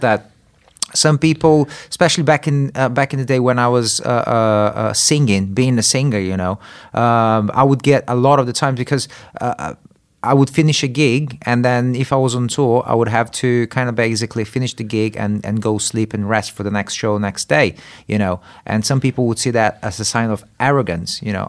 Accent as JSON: {"language": "English", "country": "Brazil", "tie": "born or raised there", "moved": "yes", "said": "I grew up in Brazil"}